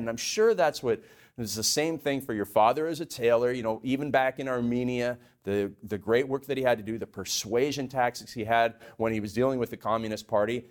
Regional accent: Canada; I grew up in Canada. We had a beef cattle ranch.

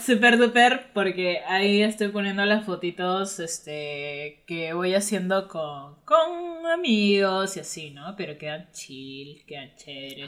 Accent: Trujillo, La Libertad, Peru; born or raised there

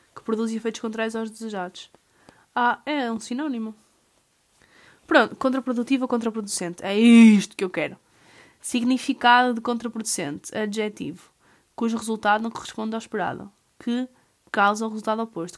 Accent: Portugal; a nós enquanto portugueses

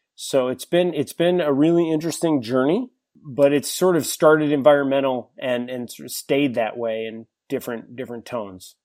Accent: New Hampshire, United States; moved away as an adult; now in San Diego, United States; I grew up in New Hampshire, spent twenty years in, in the White Mountain State

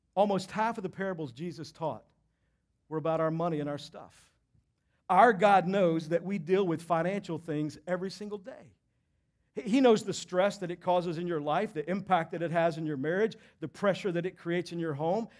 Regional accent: Texas, United States; moved away; I grew up in Texas

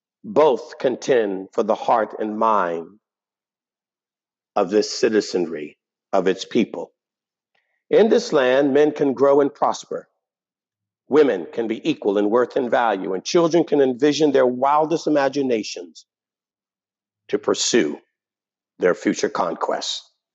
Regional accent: United States; I was born in the United States of America

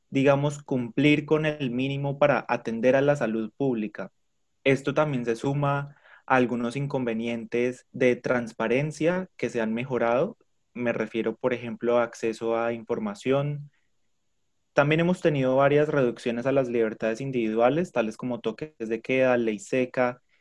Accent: Chocó, Colombia; moved away as an adult; now in Bogotá, Colombia; Vengo a hablar en nombre del departamento del Chocó, departamento donde nací y donde viví hasta irme a Bogotá para estudiar.

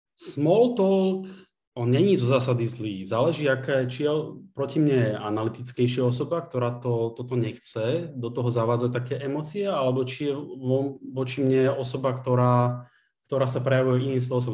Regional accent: Bratislava, Bratislava Region, Slovakia; Z Bratislavy.

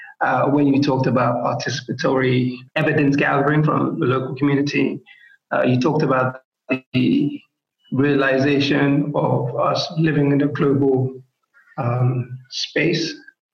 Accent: Lagos, Nigeria; oh, I'm Nigerian, therefore, like how I'm responding to this question only has to be about the context of living in Lagos Island and having some sort of historical tie to that place

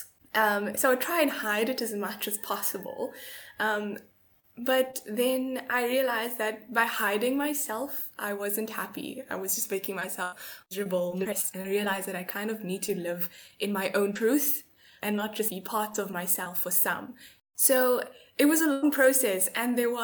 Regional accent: South Africa; also born or lived in Durban; I'm from South Africa, I'm 22

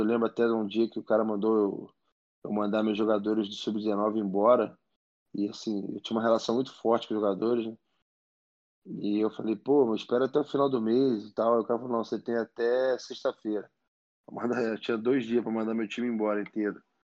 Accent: Rio de Janeiro, Brazil; eu sou um cara nascido e criado em Botafogo no bairro, né? Eu morava muito perto do clube.

